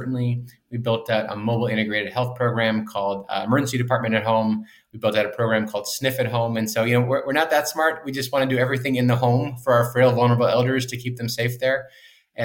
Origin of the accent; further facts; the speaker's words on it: Boston, Massachusetts, United States; I grew up in the Boston area